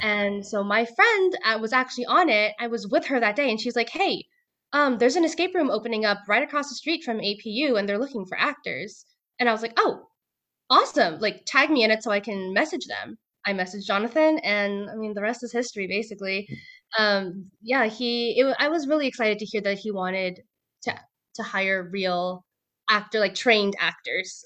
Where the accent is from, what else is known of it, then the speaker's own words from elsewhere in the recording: Bay Area, California, United States; moved away as an adult; now in Southern California, United States; I am originally from the Bay Area